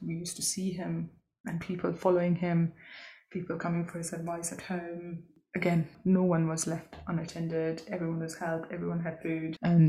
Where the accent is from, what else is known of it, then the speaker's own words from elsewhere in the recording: India; which was quite an incredible thing for a little girl growing up in India in a suburb.